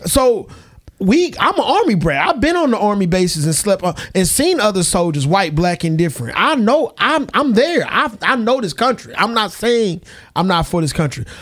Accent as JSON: {"language": "English", "country": "United States", "said": "I'm an American."}